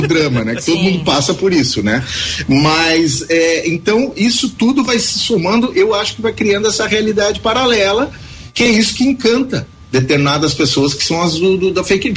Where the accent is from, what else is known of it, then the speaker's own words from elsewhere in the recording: Tupanciretã, Rio Grande do Sul, Brazil; moved away; eu nunca morei em Tupaciretê, eu nasci em Tupaciretê, mas morei pra, na, na fazenda até os seis anos de idade